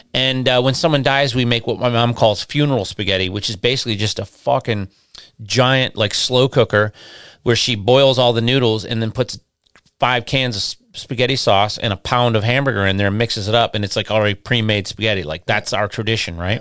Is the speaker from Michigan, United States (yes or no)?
yes; Westland, Michigan, United States; also born or lived in Inkster, Michigan; where I grew up in Michigan, um, I grew up in, uh, I lived in, my parents lived in Westland